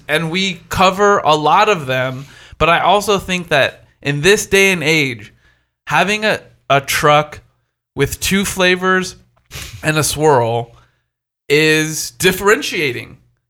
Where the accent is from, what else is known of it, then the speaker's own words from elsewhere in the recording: East Coast, United States; I'm from the East Coast, I'm a bit aggressive, and my shit's going to be dope.